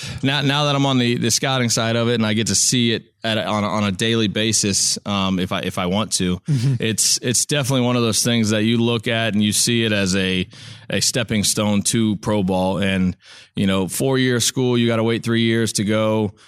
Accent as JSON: {"language": "English", "town": "Pinellas Park", "region": "Florida", "country": "United States", "tie": "born or raised there", "said": "So I grew up in the Boys and Girls Club in Pinellas Park"}